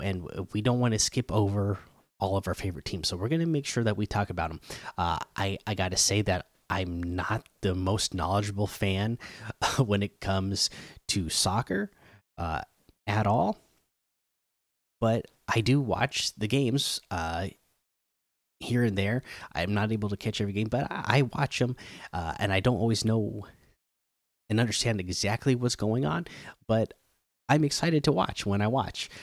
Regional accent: Oregon and Washington, Pacific Northwest, United States; growing up in Oregon and uh, Washington

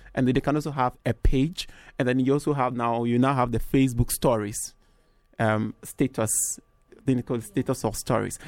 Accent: Ghana; I'm from Ghana.

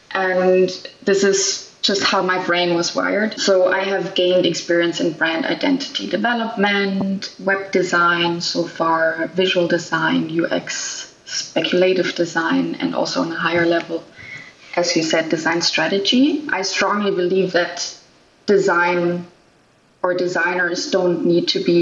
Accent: Germany; now in Canada; Originally, I am from Germany, nowadays living and working in Canada

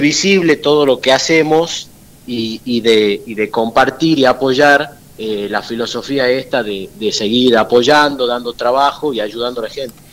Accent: Argentina; nosotros somos argentinos

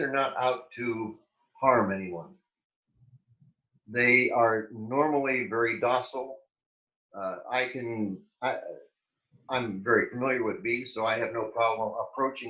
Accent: Ohio, United States; moved away as an adult; also born or lived in Pennsylvania / New Jersey; now in South Florida, United States; I was born and raised in Ohio on a farm.

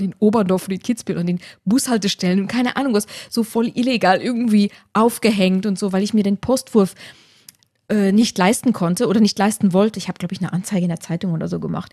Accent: Luxembourg; moved away; also born or lived in Tyrol, Austria; in meine Heimat nach Luxemburg zu ziehen

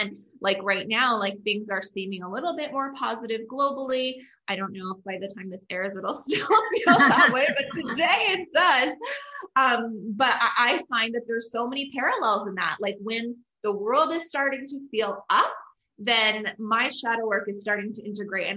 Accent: Canada; I'm Canadian

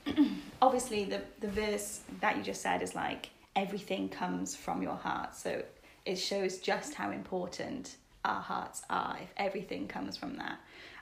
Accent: Cardiff, Wales, United Kingdom; moved away as an adult; now in Bristol, United Kingdom; I'm originally from Cardiff. You might be able to tell from my accent, but I moved to Bristol 7 years ago for university and have just stayed here.

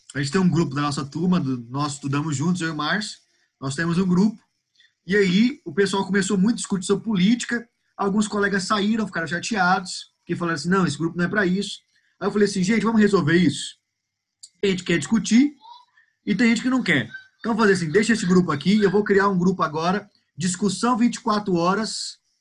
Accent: Goiânia, Goiás, Brazil; eu sou daqui de Goiânia, sou goianiense

